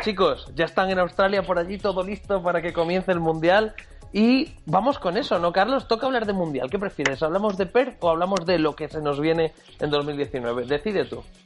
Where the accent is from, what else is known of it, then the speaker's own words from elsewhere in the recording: Spain; nosotros somos españoles